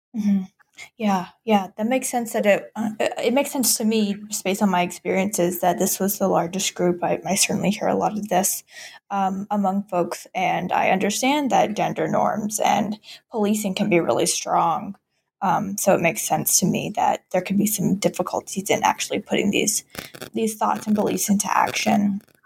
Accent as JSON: {"language": "English", "region": "South Carolina", "country": "United States", "moved": "yes", "said": "I'm originally from South Carolina"}